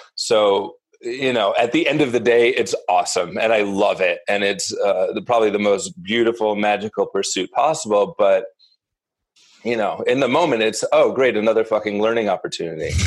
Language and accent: English; Northeast, United States; also born or lived in New York City; I grew up in the Northeast and a relatively privileged, insular upbringing.